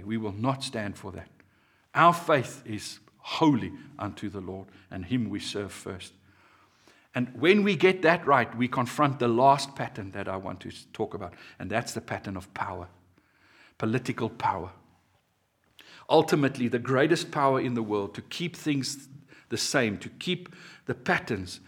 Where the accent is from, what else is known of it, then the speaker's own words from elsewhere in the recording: South Africa; My being a South African